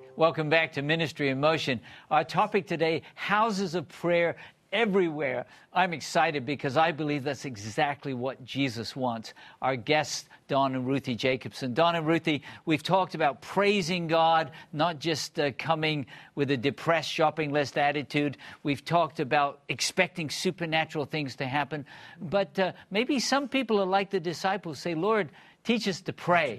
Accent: Bristol, South West England, United Kingdom; I grew up in Bristol, England

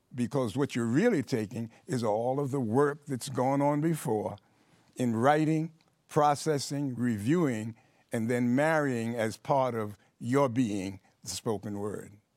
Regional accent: New York City, New York, United States; I grew up in Harlem in New York City

